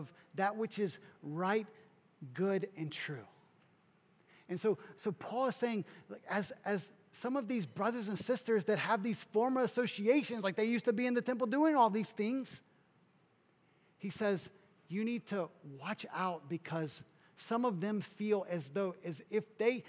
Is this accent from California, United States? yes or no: no; South Kentucky, United States; So I grew up kind of in the Midwest, South Kentucky